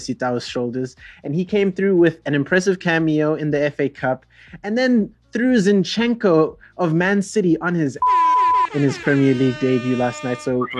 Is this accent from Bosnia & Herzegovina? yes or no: no; South Africa; as a South African